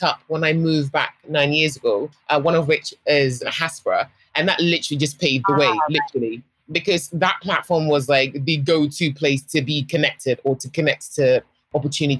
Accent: London, United Kingdom; moved away as an adult; also born or lived in Middlesex / Stoke Newington, London; now in Tema, Ghana; I grew up predominantly in Northwest London and also in Middlesex

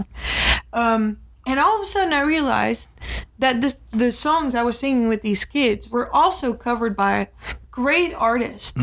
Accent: Utrecht, Netherlands; born or raised there

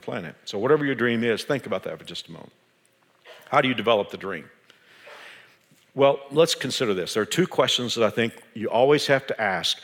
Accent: Dallas, Texas, United States; moved away; I grew up in the Dallas-Fort Worth area

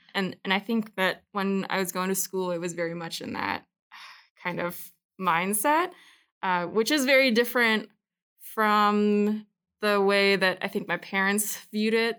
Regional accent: Anchorage, Alaska, United States; moved away as an adult; also born or lived in Panay, Philippines; now in Utah, United States; so I grew up in Alaska, um, and that's where my family ended up. kind of just, um, you know, im-, was immersed, like, growing up in Anchorage

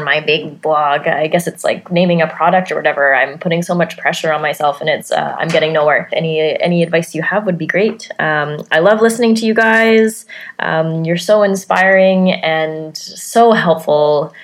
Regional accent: Vancouver, British Columbia, Canada; I'm from Vancouver, B C, Canada.

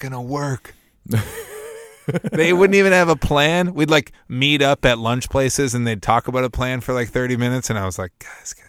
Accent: Burnsville, Minnesota, United States; born there; I was born in Burnsville. There's no hospital in Bloomington.

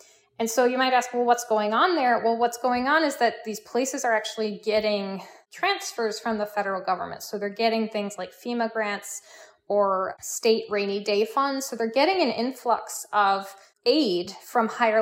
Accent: Midwest, United States; moved away; I'm originally from the Midwest, so I'm an inlander

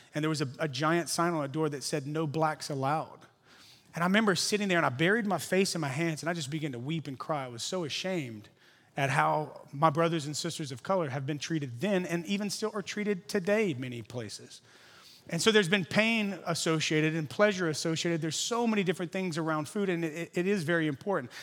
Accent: Louisiana, United States; now in San Francisco, United States; I'm from Louisiana originally. Now I live here. I'm like a Cajun Californian

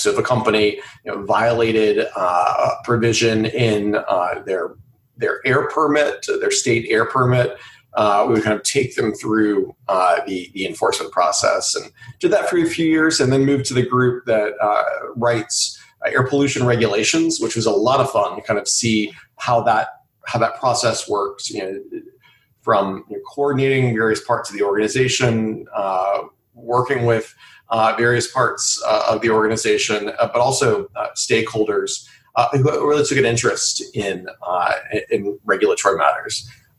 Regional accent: Greensboro, North Carolina, United States; moved away as an adult; now in Columbia, United States; I grew up in North Carolina in Greensboro, and came down here to Columbia for college at USC, and you know, liked it a lot, and ended up staying.

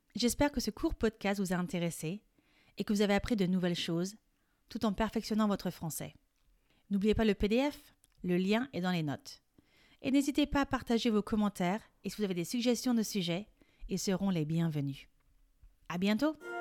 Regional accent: France; Je suis française et coach de français

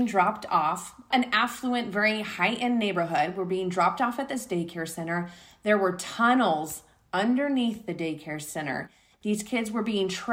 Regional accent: Southern California, United States; living in Southern and growing up in Southern California

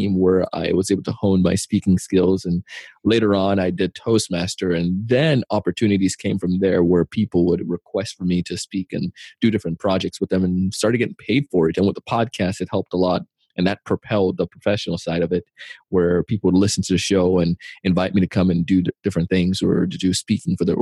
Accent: Jamaica; As a kid, I grew up in Jamaica

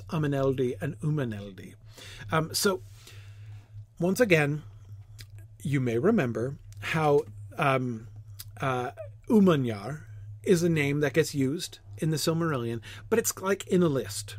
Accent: United States; as an American

